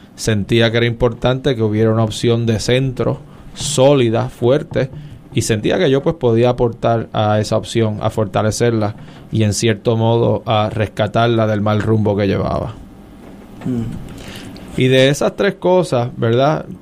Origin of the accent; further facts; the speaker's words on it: San Juan, Puerto Rico; also born or lived in Stanford, California / Harvard (Massachusetts); yo nací en el Hospital Auxilio Mutuo, pero inmediatamente me trasladé al Viejo San Juan, calle Cristo